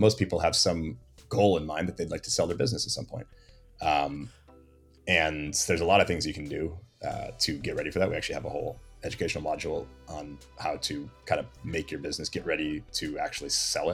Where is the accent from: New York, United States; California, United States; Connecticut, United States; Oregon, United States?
Oregon, United States; Portland; grew up in Portland, Oregon